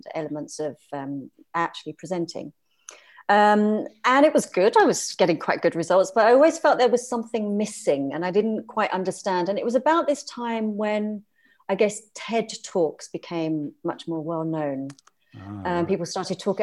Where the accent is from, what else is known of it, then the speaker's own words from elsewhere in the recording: London, United Kingdom; moved away as an adult; also born or lived in South of France; now in France; So no, I am British. I'm originally from London.